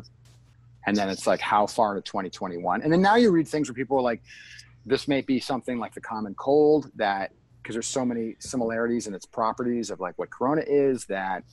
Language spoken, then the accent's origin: English; Canada; moved away; I'm from, as I've said, the Great North, I'm from Canada